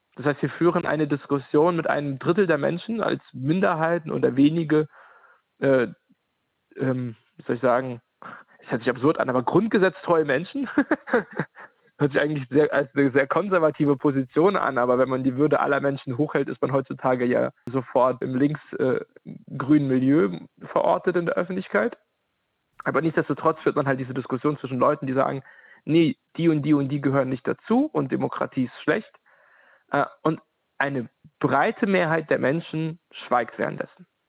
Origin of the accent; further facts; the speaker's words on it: Ukraine; now in Halle, Germany; in der Ukraine geboren und seit 2012 lebe ich in Ostdeutschland, genauer gesagt in Halle